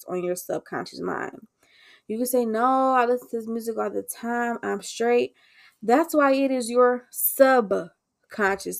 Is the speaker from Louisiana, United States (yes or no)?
no; Detroit, Michigan, United States; I was born and raised in Detroit. I grew up on the east side